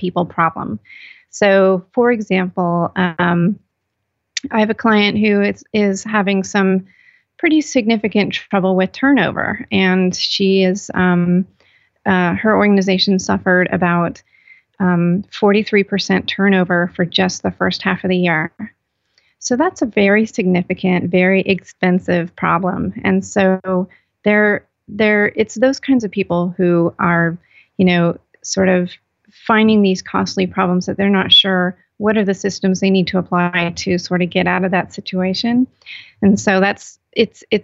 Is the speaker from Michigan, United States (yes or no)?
no; California, United States; now in North Carolina, United States; I'm actually from California